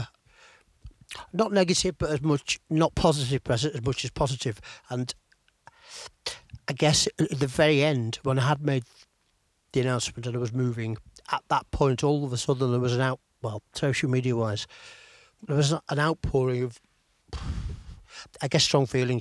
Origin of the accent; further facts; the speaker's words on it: Chester, North West England, United Kingdom; also born or lived in Manchester; I was born in Chester, brought up in Chester